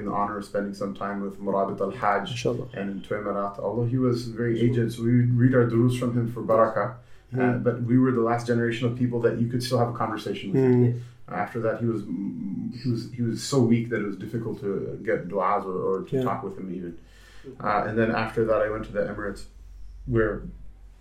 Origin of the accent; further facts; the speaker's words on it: Blaine, Washington, United States; also born or lived in Los Angeles, California / Seattle, Washington; I grew up in Blaine, Washington, which is a small town of, at the time, 3,000 people.